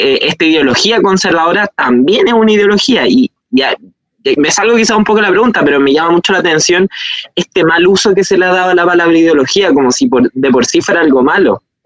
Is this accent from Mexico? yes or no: no; Chile; nuestro país